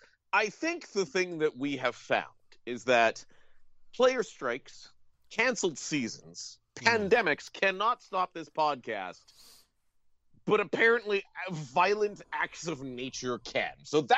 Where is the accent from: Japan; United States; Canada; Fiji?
Canada; Ontario; now in the prairies, Canada; I grew up in Ontario. Yeah. I'm used to these. I live in the prairies.